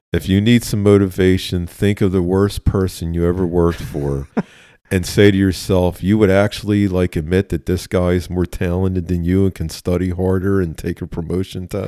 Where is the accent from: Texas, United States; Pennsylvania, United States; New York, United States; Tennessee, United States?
Pennsylvania, United States; Philadelphia; Born and raised in West Philadelphia. Both sides of my family are from West Philly